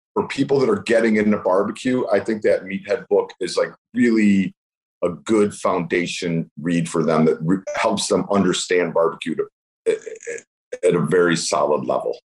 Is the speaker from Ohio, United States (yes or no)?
yes; Cleveland, Ohio, United States; I'm from Cleveland.